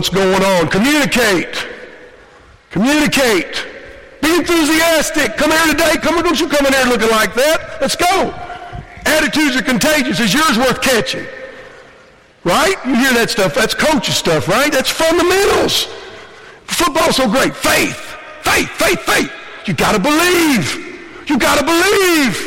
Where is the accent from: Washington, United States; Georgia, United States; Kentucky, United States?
Kentucky, United States; Danville; I'm from Danville, Kentucky